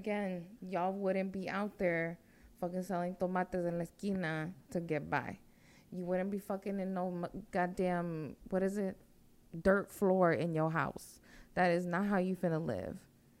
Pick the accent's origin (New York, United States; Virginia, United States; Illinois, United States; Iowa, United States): Virginia, United States; Chirilagua; I know my blood is from there, but I'm not going to say, yo, that's where the hood's at. No, I'm from Chirilagua out here.